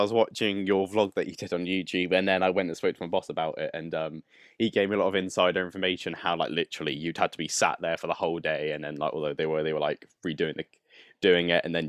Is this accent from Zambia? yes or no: no; Bournemouth, South West England, United Kingdom; I'm from Bournemouth.